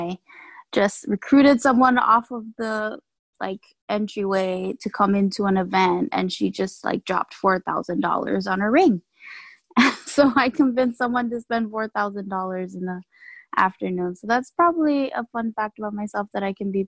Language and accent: English; Tinian, Northern Mariana Islands; moved away; Oh, and I'm from the Mariana Islands, an island called Tinian